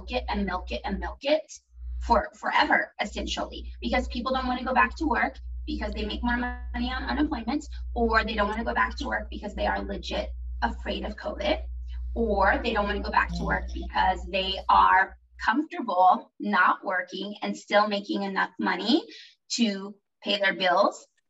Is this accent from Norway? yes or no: yes; Norway; now in United States; I grew up in Norway